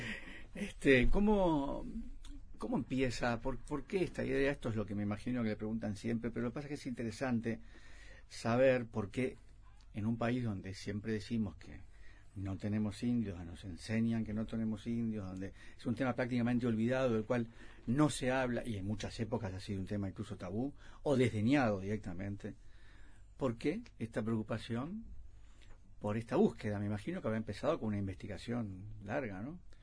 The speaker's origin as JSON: {"language": "Spanish", "country": "Uruguay"}